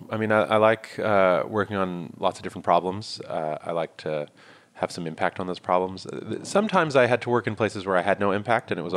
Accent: New York, United States; I'm from originally. New York. Yeah, I was born here, grew up here. My family's from India, and I lived almost my whole life in New York.

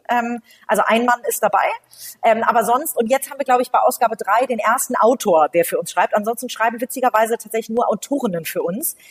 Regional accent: Hamburg, Germany; gebürtige Hamburgerin, ähm, habe hier ähm, bin hier zur Schule gegangen, habe hier studiert

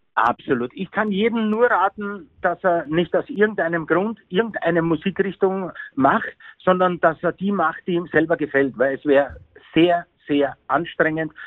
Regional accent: Vienna, Austria; also born or lived in Bavaria, Germany; now in Germany; ich bin ein Wiener

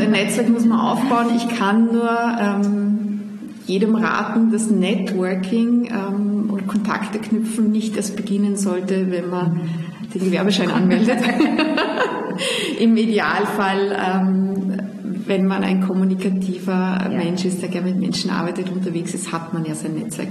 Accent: Salzburg, Austria; also born or lived in Vienna; ich pendel ja zwischen Wien und meiner Heimat in Salzburg

